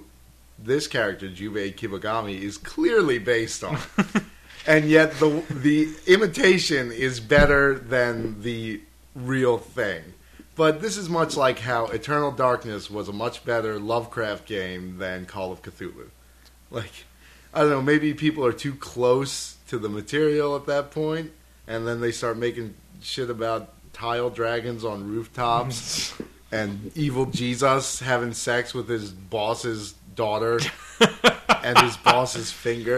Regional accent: Philadelphia, Pennsylvania, United States; growing up in West Philly

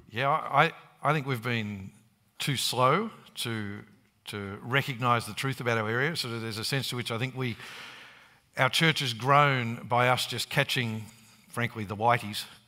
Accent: Brisbane, Queensland, Australia; I grew up in Sunnybank

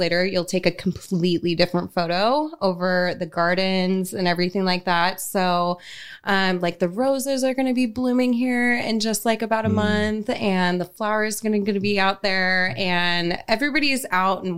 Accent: Spokane, Washington, United States; Born and raised Spokane, love Spokane

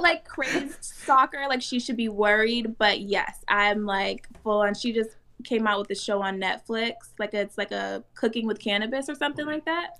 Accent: Detroit, Michigan, United States; I'm from Detroit. My mom's from Jamaica.

